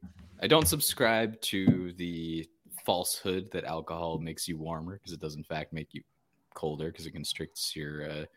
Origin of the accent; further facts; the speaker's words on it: Phoenix, Arizona, United States; But born and bred in Phoenix, Arizona.